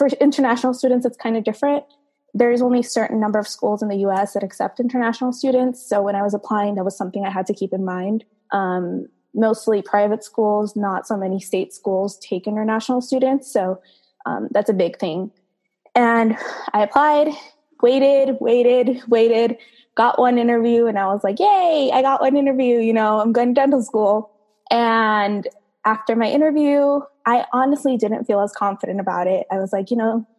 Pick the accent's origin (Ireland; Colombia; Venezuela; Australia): Venezuela; Caracas, Capital District; now in United States; I was born and raised in Caracas, Venezuela.